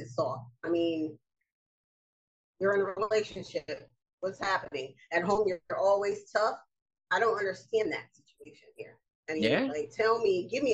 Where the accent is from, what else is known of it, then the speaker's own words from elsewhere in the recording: United States; being an American